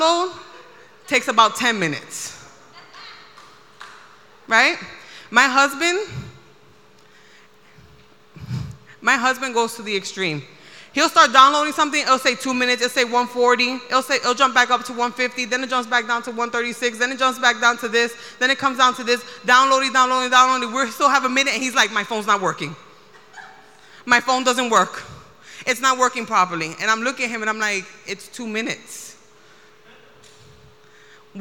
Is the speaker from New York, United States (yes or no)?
yes; New York City, New York, United States; as a New Yorker